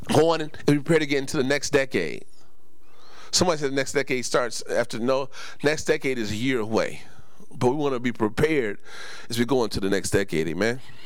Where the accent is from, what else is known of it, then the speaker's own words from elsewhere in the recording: West Coast, United States; growing up on the West Coast